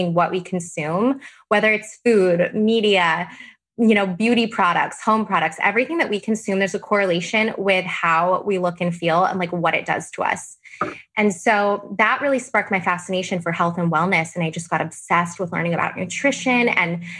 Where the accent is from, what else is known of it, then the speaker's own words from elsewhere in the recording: Arizona, United States; moved away as an adult; now in San Diego, United States; I'm from Arizona originally, and I moved to law school in San Diego, which is where I currently still live.